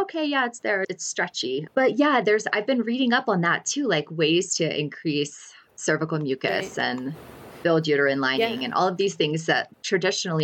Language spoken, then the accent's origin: English; Alabama, United States; now in New Mexico, United States; I'm actually from Alabama